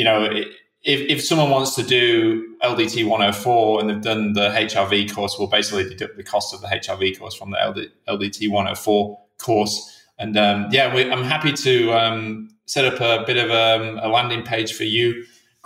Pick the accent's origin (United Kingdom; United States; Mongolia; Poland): United Kingdom; England; being English